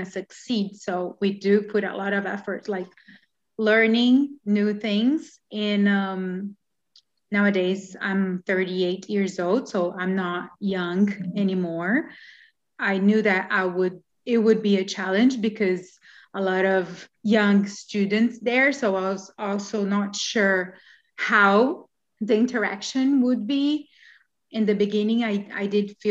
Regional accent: Brazil; moved away as an adult; now in Canada; So we are Brazilians. We've been living in Canada since September 2019

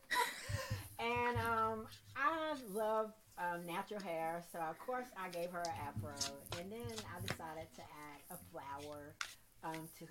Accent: Salisbury, North Carolina, United States; also born or lived in Greensboro, North Carolina; born and raised in Salisbury.

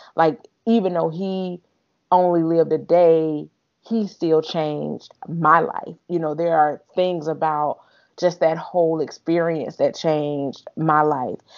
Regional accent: Alabama, United States; moved away; from Alabama, where I'm originally from

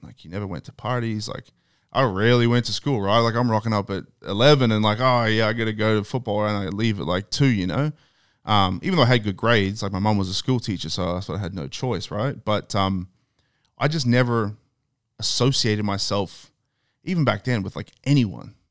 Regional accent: Australia; moved away; I'm from Australia.

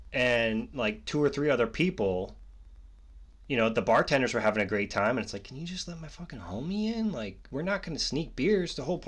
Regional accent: Pennsylvania, United States; I'm from Central PA, so I grew up in between Pittsburgh and Philly.

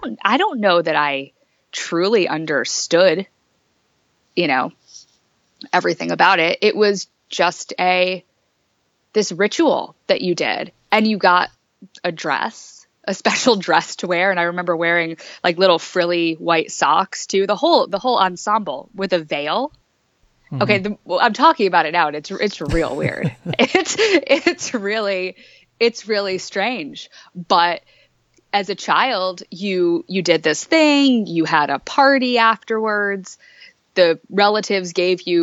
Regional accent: Ansonia, Connecticut, United States; I grew up in Connecticut in a little town called Ansonia, kind of right outside of New Haven

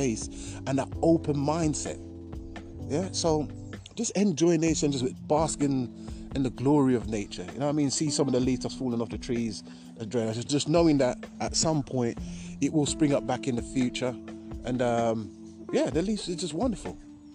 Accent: Jamaica; moved away; I grew up in Jamaica for 10 years

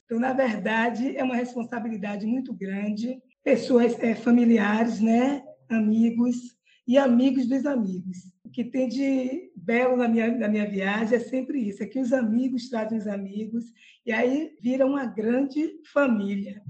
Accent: Salvador, Bahia, Brazil; eu sou de Salvador, eu tenho 57 anos e sou simplesmente apaixonada pela minha terra

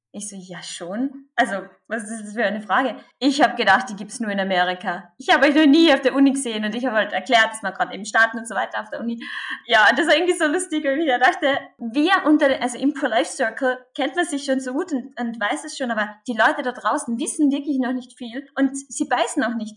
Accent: Carinthia, Austria; accent: Carinthian dialect; now in Vienna, Austria; ich komme aus dem wunderschönen Kärnten in Österreich. Was man wahrscheinlich jetzt dann auch ein bisschen an meinem Dialekt hören wird

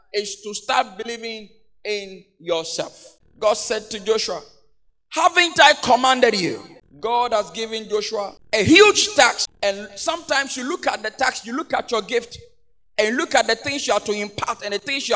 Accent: Accra, Greater Accra, Ghana; I come from the Ghana, Mamprobi, you know, Choko Dose, that's where I come from

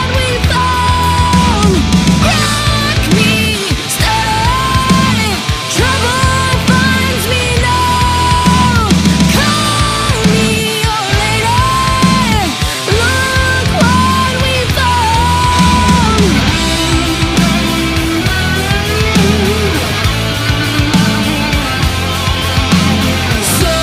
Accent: Ohio, United States; they're from Ohio. So, you know, that's my hometown. That's my home area

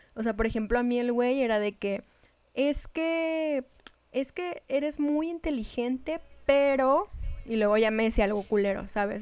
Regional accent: Chihuahua, Mexico; accent: norteña; hablaba como norteña.

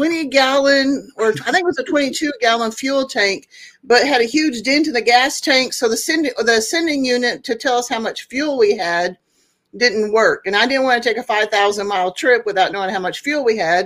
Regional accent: Oklahoma, United States; moved away as an adult; also born or lived in Tulsa, Oklahoma / Alaska / Texas / California; I was born in Northeast Oklahoma in Tulsa, and my teenage years we lived in Southwest Oklahoma, and then I moved back up to Northeast Oklahoma

